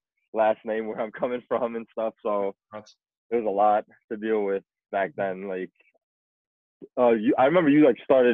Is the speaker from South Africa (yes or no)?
yes; South Africa; now in United States; I was born in South Africa, 94.